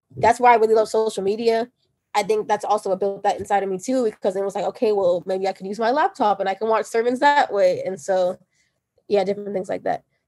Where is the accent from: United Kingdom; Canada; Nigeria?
Nigeria; I'm Nigerian